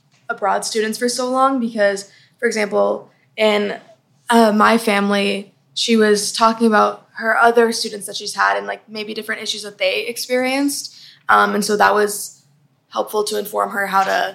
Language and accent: English; Texas, United States; I'm from Texas, we say y'all.